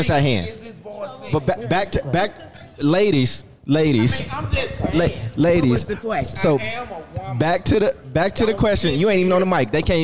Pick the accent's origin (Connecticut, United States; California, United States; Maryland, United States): California, United States; Oakland; also born or lived in Chicago, Illinois / Paducah, Kentucky; I was born in Chicago. I grew up in between Chicago and Kentucky. I've been in Oakland since I was 10 years old.